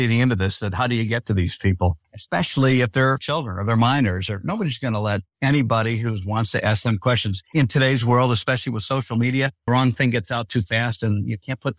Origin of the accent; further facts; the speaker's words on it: Detroit, Michigan, United States; because he knew I was from Detroit and he was talking to me about his favorite Coney Island hot dog place in Detroit.